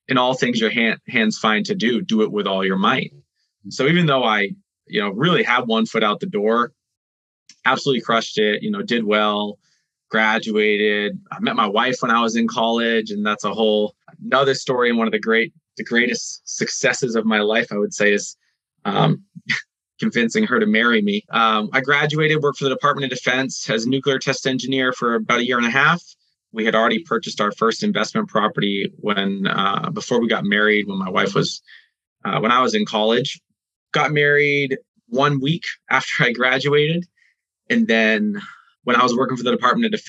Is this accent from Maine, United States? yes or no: yes; Maine, United States; I grew up in Maine